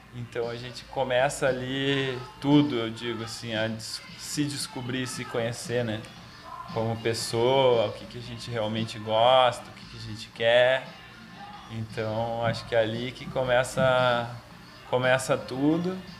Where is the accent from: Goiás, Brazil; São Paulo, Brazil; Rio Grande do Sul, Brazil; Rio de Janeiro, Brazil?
Rio Grande do Sul, Brazil; Caxias do Sul; moved away as an adult; also born or lived in Florianópolis / London; now in Curitiba, Brazil; eu sou nascido em Caxias do Sul, na Serra Gaúcha